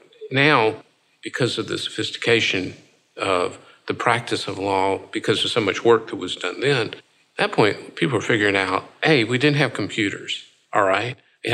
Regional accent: Greenville, South Carolina, United States; now in Raleigh, United States; I grew up in Greenville, South Carolina, when it was a mill town.

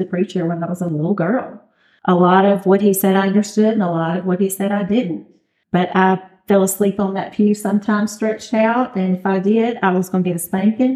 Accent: Louisiana, United States; moved away as an adult; now in Oxford, Mississippi, United States; My husband and I are from Louisiana. We moved here from Louisiana

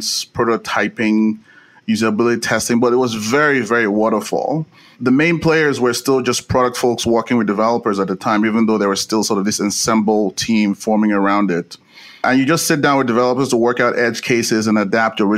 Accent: Nigeria; moved away as an adult; now in United States; I was born in Nigeria and I came to the US to do grad school at USC

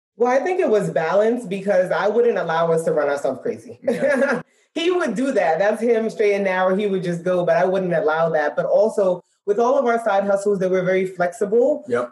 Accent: New York City, New York, United States; moved away as an adult; now in Dallas, United States; we're born and raised in Brooklyn, New York.

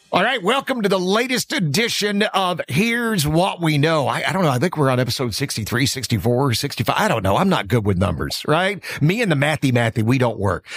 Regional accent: Alabama, United States; I grew up in Alabama

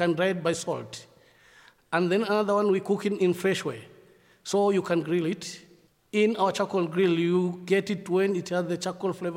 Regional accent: Mombasa, Mombasa County, Kenya; now in Uganda; I'm from Kenya, Mombasa

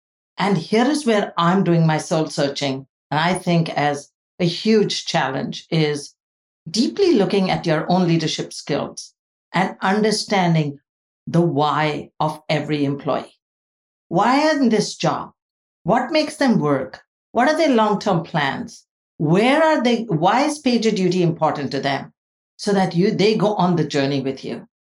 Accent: India; now in United States; Because I grew up and I was born in India, where I saw a huge economic diversity

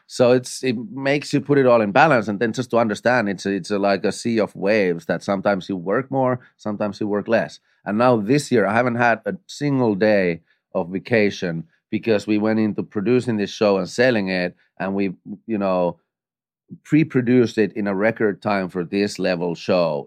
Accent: Finland; moved away as an adult; now in United States; I come from Finland

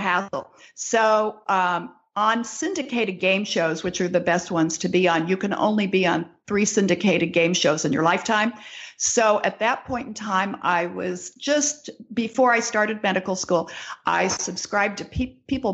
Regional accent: California, United States; moved away as an adult; now in Michigan, United States; I'm from California

